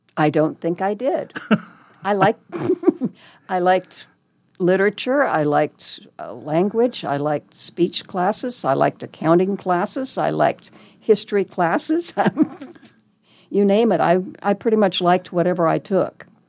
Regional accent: Lincoln, Nebraska, United States; also born or lived in Texas / Arizona / Colorado; now in Omaha, United States; I was born and raised in Lincoln, So not very far away.

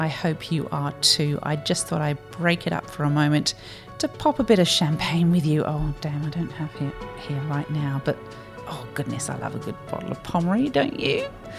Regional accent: Australia; We are Australian.

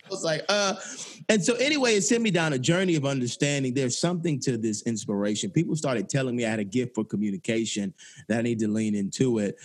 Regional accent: Atlanta, Georgia, United States; I grew up in Atlanta, um, right on Auburn Avenue

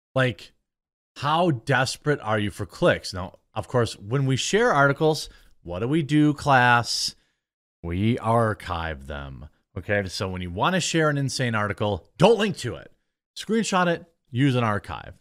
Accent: Midwest, United States; I'm from the Midwest

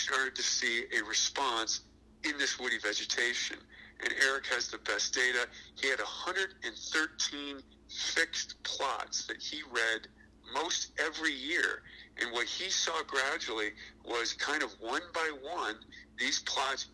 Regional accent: Ohio, United States; moved away; I grew up in Ohio

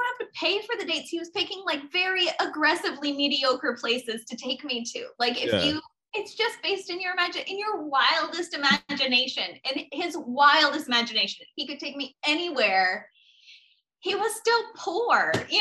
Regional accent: Florida, United States; now in Los Angeles, United States; I grew up in Florida.

